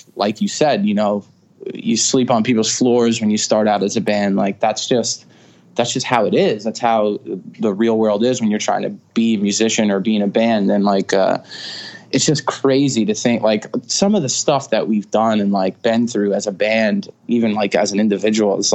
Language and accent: English; Stony Brook, New York, United States; I was born in, Stony Brook. It's in Suffolk County on Long Island. And, you know, I'm born and raised in Long Island